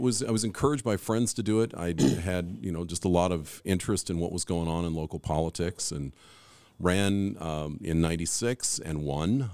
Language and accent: English; Anchorage, Alaska, United States; also born or lived in Phoenix, Arizona / Kenai Peninsula; I grew up here in Anchorage. moved moved to Anchorage when I was eight years old. My dad was Air Force